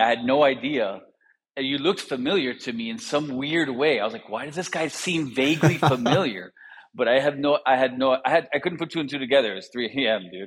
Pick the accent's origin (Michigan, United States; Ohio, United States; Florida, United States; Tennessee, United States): Florida, United States; Miami; I grew up in Miami